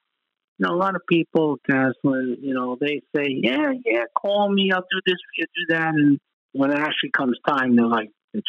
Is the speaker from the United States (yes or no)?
yes; New York, United States; when I was growing up in New York.